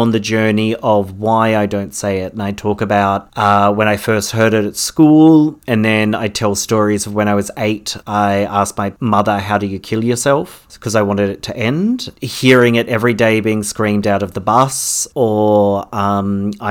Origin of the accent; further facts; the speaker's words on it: Parramatta, New South Wales, Australia; moved away as an adult; also born or lived in Wagga Wagga; now in Melbourne, Australia; Growing up in Parramatta, being gay was completely foreign